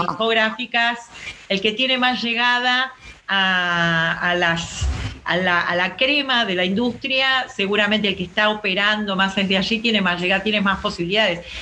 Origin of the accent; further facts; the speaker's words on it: Avellaneda, Buenos Aires Province, Argentina; Me crié en Avellaneda donde hay tanto rock como tango